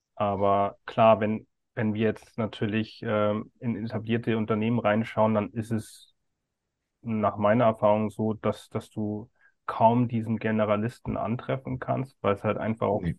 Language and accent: German; Bavaria, Germany; ich bin ja aus Bayern